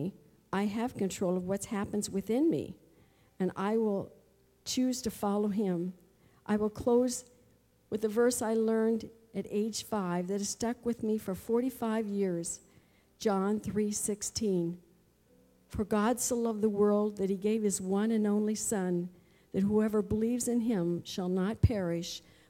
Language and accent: English; Flushing, Michigan, United States; Growing up in Flushing, Michigan, I went to church with my mom, and later on my own, I rode on the church bus with a friend.